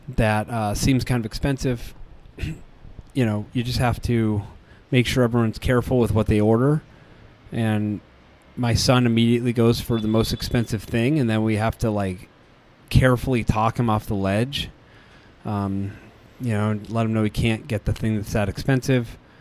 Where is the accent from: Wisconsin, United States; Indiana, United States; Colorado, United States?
Colorado, United States; we're from Colorado.